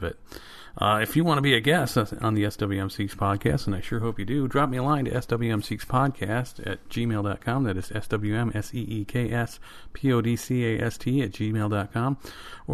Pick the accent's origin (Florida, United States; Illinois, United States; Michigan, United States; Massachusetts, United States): Michigan, United States; Michigan Radio, which is an NPR affiliate in my home state